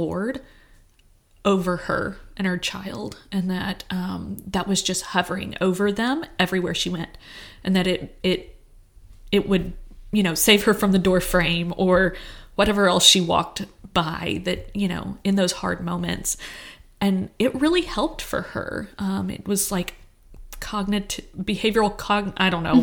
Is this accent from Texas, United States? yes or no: yes; Texas, United States; I grew up in Texas.